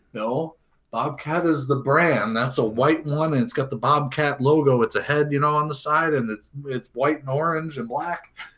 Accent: Cincinnati, Ohio, United States; moved away; I'm originally from Cincinnati

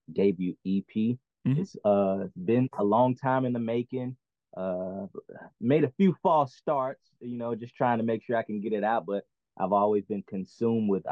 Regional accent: Cahokia, Illinois, United States; little nowhere town in the heartland

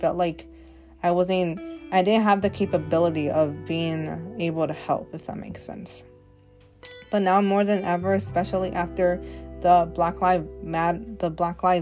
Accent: Oregon, United States; I am a Latina born and raised in Oregon, of course, but I am basically from the United States

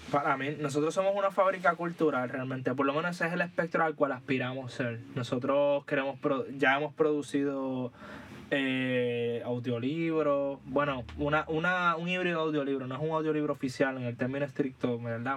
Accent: Puerto Rico; cuando nos pensamos como puertorriqueños

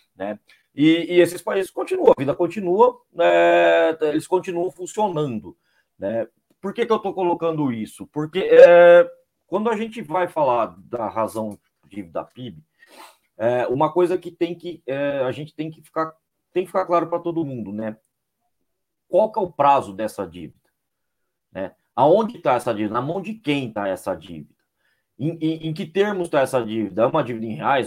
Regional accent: interior of São Paulo state, Brazil; eu sou do interior daqui do estado de São Paulo

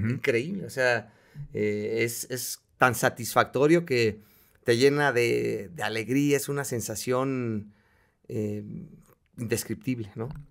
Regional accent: Mexico; soy mexicano, eh, amo mi país

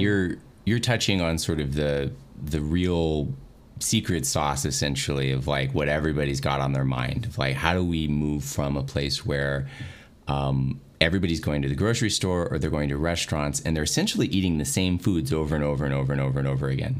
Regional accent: Dallas, Texas, United States; I'm from the Dallas area. I've lived here for a long time

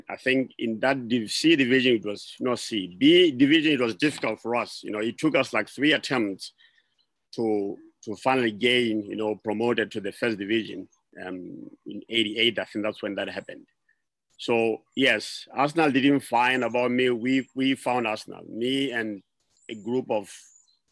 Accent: Maseru, Lesotho; moved away as an adult; also born or lived in Leribe, Lesotho; now in United States; I was born and raised in Maseru until a certain, I think I was probably six, maybe, or seven. Then my parents got transferred to Liribe.

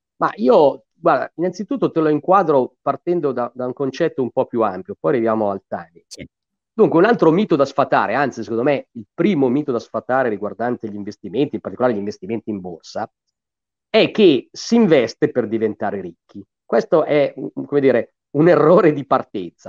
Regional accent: Gallarate, Lombardy, Italy; also born or lived in Cagliari / Milan; io sono di Gallarate

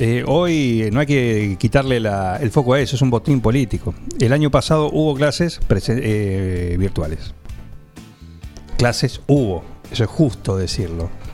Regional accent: Buenos Aires, Argentina; now in 9 de Julio, Argentina; pero de origen. Claro. Yo soy de Villurca. De Villurquiza

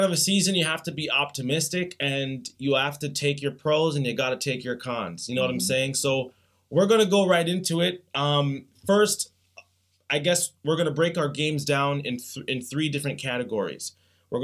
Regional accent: Toronto, Ontario, Canada; We are from Toronto.

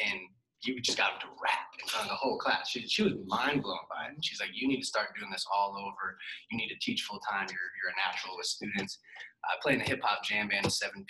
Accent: Scottsdale, Arizona, United States; now in Nashville, United States; I grew up in Arizona, Scottsdale.

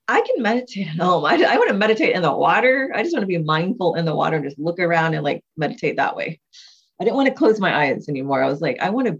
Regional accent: Texas, United States; we're from Texas

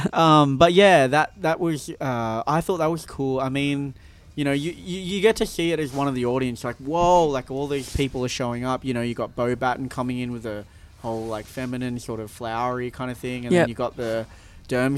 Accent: Ireland; I'm Irish

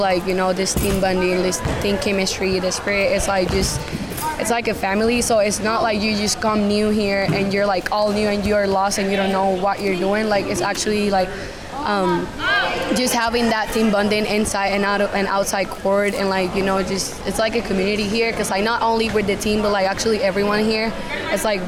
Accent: Richmond, Virginia, United States; I'm from here, Richmond, Virginia

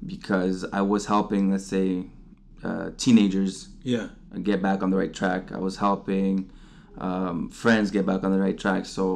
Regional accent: Montreal, Quebec, Canada; also born or lived in Dominican Republic; NDG was all was my home, basically. That's where I spent most of my life

